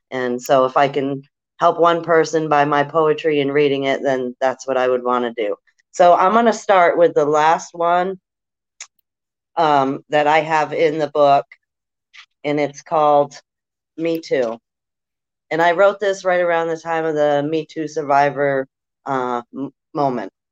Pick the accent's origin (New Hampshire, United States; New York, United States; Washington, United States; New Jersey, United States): New Hampshire, United States; I'm from New Hampshire.